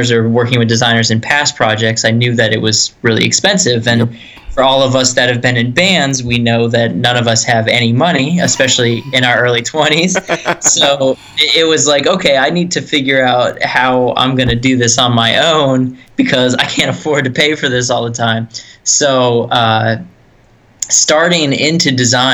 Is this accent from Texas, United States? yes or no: no; Erie, Pennsylvania, United States; also born or lived in Greensboro; Back in Erie, PA, my hometown, born and raised.